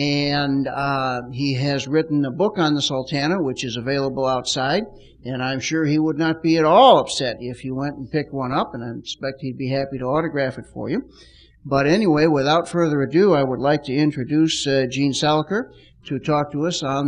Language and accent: English; Chicago, Illinois, United States; as one Chicagoan